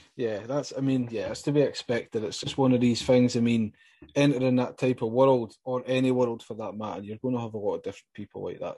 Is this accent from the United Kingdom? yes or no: yes; Scotland, United Kingdom; I'm hailing from Scotland